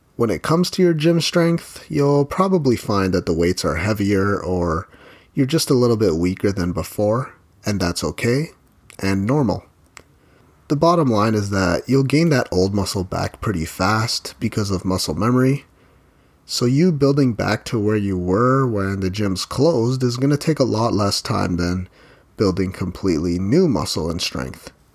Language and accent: English; Philippines; I'm Filipino and that means I grew up eating rice with every meal